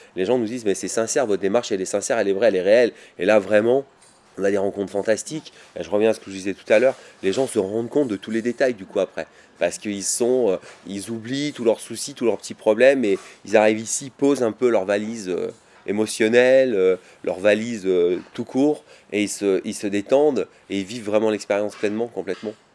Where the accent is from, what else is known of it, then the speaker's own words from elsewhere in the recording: Vercors, Auvergne-Rhône-Alpes, France; also born or lived in Grenoble; je suis né à Grenoble et j'ai grandi dans le Vercors.